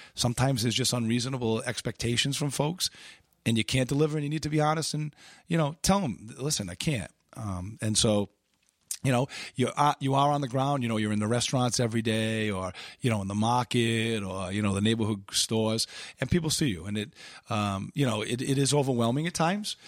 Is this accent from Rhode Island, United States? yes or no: yes; Pawtucket, Rhode Island, United States; born and raised in Pawtucket